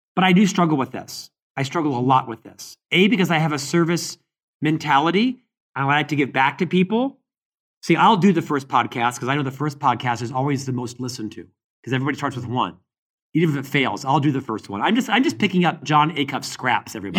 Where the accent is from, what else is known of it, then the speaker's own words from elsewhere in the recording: Orlando, Florida, United States; now in Salt Lake City, United States; I live in Salt Lake City, Utah, But I'm born and raised in Orlando, Florida